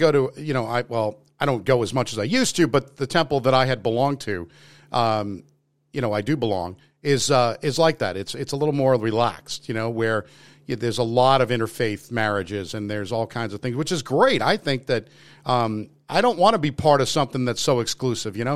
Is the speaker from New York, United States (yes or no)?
yes; New York, United States; accent: New York; There's certain words that I do sound like I'm from New York, obviously.